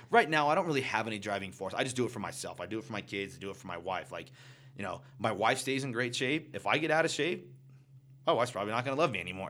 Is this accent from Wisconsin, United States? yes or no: no; Arizona, United States; I'm born and raised in Arizona.